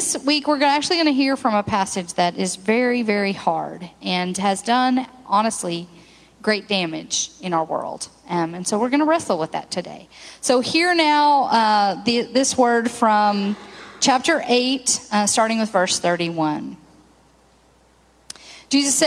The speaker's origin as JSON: {"language": "English", "town": "Benton", "region": "Arkansas", "country": "United States", "tie": "born or raised there", "also_born_or_lived": "Plano, Texas", "said": "my hometown of Benton"}